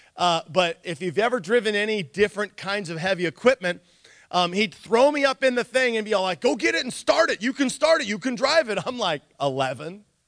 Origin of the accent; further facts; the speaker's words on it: Nikiski, Alaska, United States; I grew up um, like a like a farm kid almost when I grew up in Nikiski